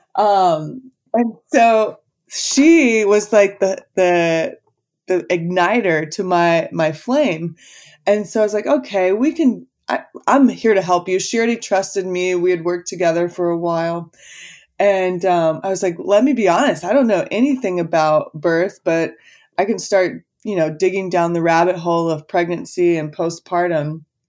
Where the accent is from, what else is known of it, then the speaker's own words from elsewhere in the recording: Texas, United States; moved away as an adult; also born or lived in Los Angeles; I was born and raised in Texas.